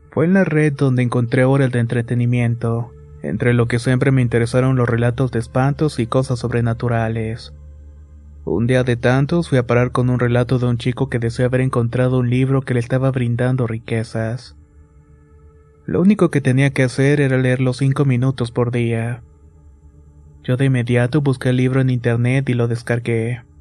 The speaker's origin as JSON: {"language": "Spanish", "town": "Tampico", "region": "Tamaulipas", "country": "Mexico", "tie": "born or raised there", "said": "Soy originario de Tampico, Tamaulipas y vivo en la famosa colonia Morelos."}